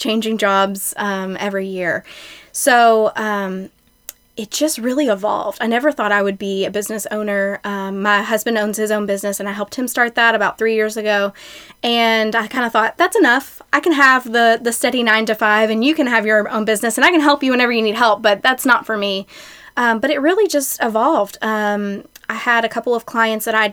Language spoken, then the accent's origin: English; Shelbyville, Kentucky, United States; also born or lived in Lexington; I grew up in Shelbyville and then went to Western Kentucky University